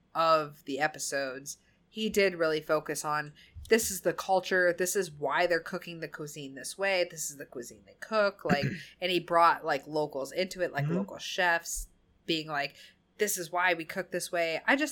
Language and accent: English; New England, United States; accent: New England; That's my New England accent.